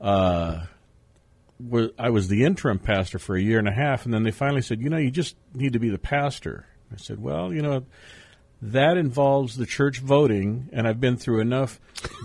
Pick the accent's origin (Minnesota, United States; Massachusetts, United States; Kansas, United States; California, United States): California, United States; San Diego; moved away; I am a third-generation San Diego native